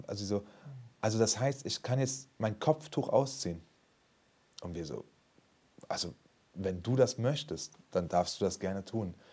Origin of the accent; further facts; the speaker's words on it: Frankfurt, Hesse, Germany; ich bin aus Frankfurt